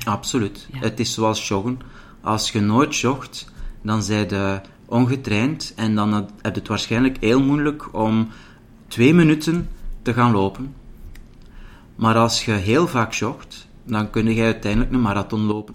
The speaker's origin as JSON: {"language": "Dutch", "area": "the Belgian coast", "region": "Flanders", "country": "Belgium", "tie": "born or raised there", "moved": "yes", "lives_now": "Mechelen, Belgium", "said": "ik ben dus opgegroeid als kind aan de zee."}